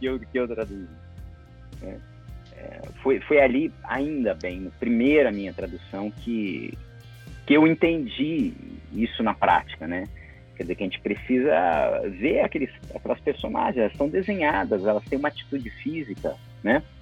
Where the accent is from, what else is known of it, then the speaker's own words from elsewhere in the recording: São Paulo, Brazil; eu tô falando aqui de São Paulo, uhum. cidade onde eu nasci, onde eu estudei e onde eu, eu trabalho